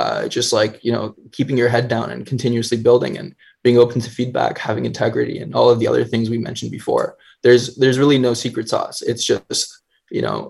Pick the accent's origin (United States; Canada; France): Canada; being a Canadian